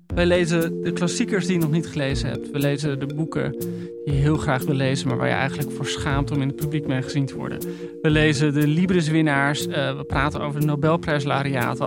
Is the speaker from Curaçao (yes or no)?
no; Leuven, Flanders, Belgium; moved away as an adult; Misschien moet ik gewoon terug in Leuven gaan wonen. Ik kom van Leuven